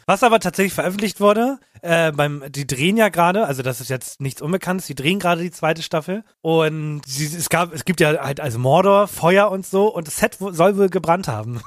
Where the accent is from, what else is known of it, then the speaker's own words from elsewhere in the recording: Hamburg, Germany; wir kommen aus Hamburg, der ist jetzt nicht groß